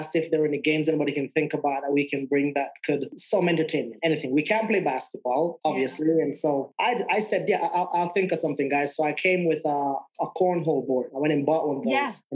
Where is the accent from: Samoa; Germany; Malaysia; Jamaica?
Jamaica; moved away as an adult; also born or lived in England; now in Denver, United States; I'm from Jamaica, and I live in Denver, Colorado now